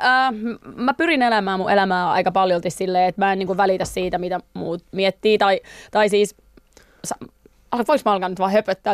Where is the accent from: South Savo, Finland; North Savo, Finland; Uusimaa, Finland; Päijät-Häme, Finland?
North Savo, Finland; Pöljä; moved away; mä oon semmoisesta pienestä kylästä ja siellähän on siis Pöljän kouluhan on vitostien varressa